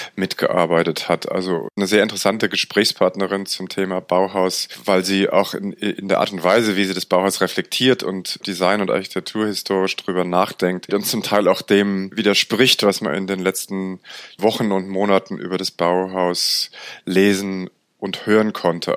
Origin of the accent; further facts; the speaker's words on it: Frankfurt, Hesse, Germany; ich bin in einer Siedlung in der Nähe von Frankfurt aufgewachsen